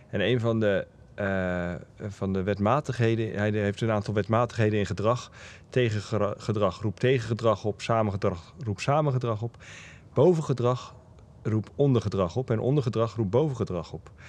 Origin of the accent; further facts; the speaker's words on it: Netherlands; aangezien ik zelf in die wat hogere energie als, als Hollandse man